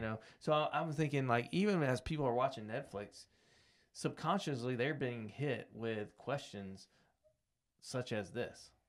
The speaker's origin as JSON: {"language": "English", "country": "United States", "tie": "born or raised there", "said": "I grew up in America"}